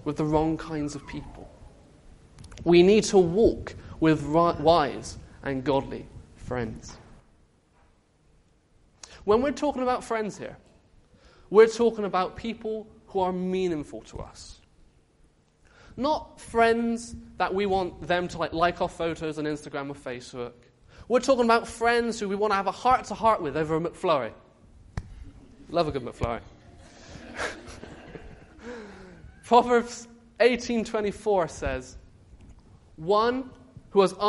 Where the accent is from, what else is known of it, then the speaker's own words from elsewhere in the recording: Bristol, South West England, United Kingdom; I came back to my Bristolian family